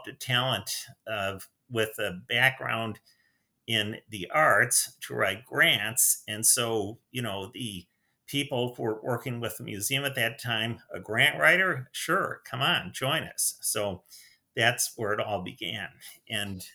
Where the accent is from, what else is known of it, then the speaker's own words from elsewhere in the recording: Winnetka, Illinois, United States; I was raised on the North Shore of Chicago. And so for various reasons, my family settled in the town of Winnetka, Illinois